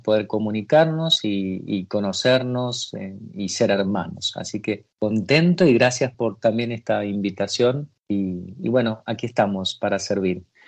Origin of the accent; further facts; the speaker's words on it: Mendoza, Argentina; moved away as an adult; also born or lived in Buenos Aires; en la tierra donde nací, allá en Mendoza, que dañaban bastante los viñedos. Mi, familia tenía viñedos